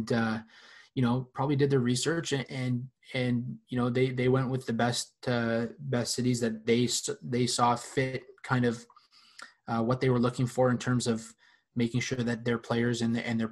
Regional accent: Canada; being a Canadian, being from Canada

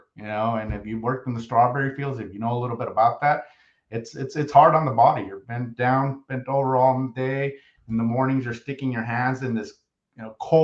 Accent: San Martin, California, United States; born or raised there; first language Spanish; English is a second language; also born or lived in Los Angeles

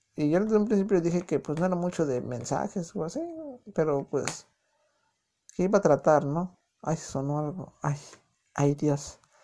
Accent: Mexico City, Mexico; accent: chilango; moved away as an adult; now in United States; yo soy de distrito, o sea, soy chilango. Yo sé que no a muchos les gusta el acento chilango.

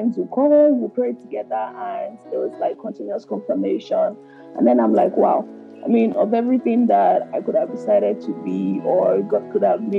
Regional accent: Lagos, Nigeria; moved away; I grew up in Makoko

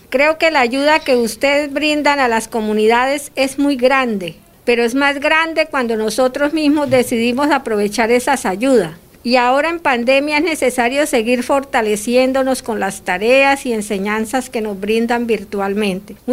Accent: Colombia; also born or lived in Venezuela; soy colombiana retornada. Hace varios años junto con mi familia fuimos víctimas del conflicto armado colombiano, así que decidimos salir del país en busca de una mejor vida

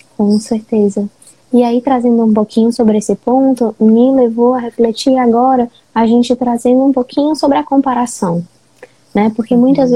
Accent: Fortaleza, Ceará, Brazil; eu sou de Fortaleza

